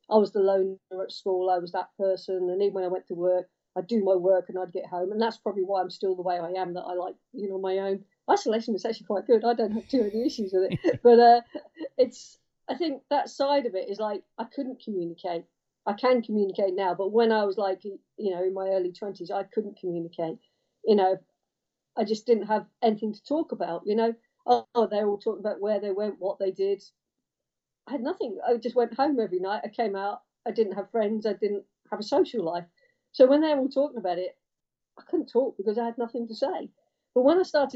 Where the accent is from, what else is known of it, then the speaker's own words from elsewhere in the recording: Cambridge, East of England, United Kingdom; I come from Cambridge and used to bike to school, bike home